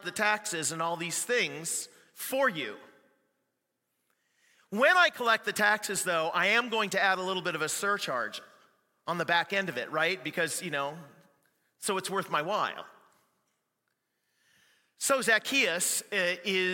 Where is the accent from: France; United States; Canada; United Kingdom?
Canada; I'm Canadian too